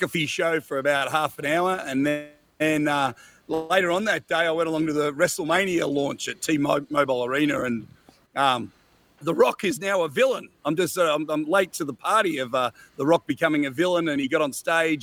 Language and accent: English; Australia; I'm an Australian guy.